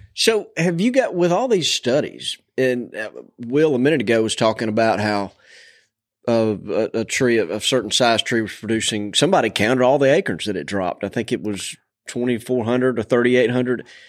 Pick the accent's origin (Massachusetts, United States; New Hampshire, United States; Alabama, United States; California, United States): Alabama, United States; Montgomery; growing up around Montgomery